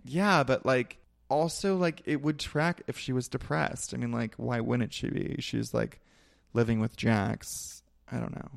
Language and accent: English; Ventura, California, United States; I'm from Ventura, which is an hour north of here, and they actually call it Ventucky sometimes